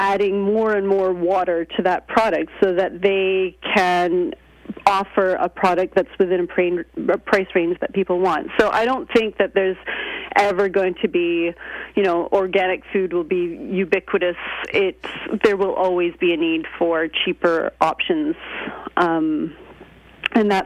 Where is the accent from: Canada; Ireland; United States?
Canada; moved away as an adult; now in United Kingdom; I'm Canadian, and I go back and forth between Canada and Britain